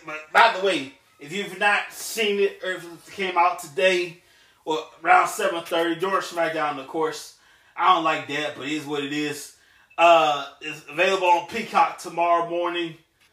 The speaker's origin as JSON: {"language": "English", "country": "Samoa", "said": "I'm from Samoa to Fiji."}